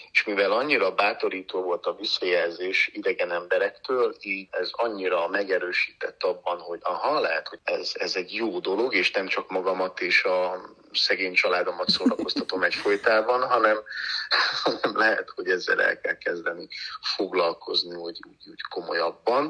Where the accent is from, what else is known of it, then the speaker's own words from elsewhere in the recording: Slovakia; also born or lived in United States; now in Hungary; hiszen én felvidéken születtem, ugye, Csehszlovákiában